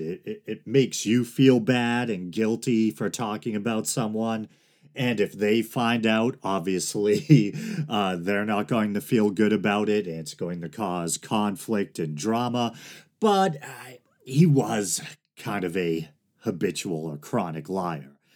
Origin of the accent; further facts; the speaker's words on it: Massachusetts, United States; Massachusetts, my home state